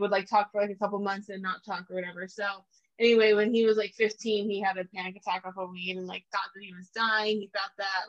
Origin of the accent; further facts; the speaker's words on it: Nampa, Idaho, United States; also born or lived in Sun Valley, Idaho; I was born in Nampa, moved a lot of places, moved to Sun Valley, then moved back to Nampa and started third grade